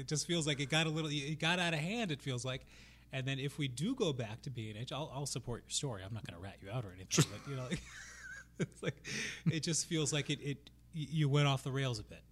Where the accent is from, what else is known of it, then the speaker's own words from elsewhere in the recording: Massachusetts, United States; I'm from Massachusetts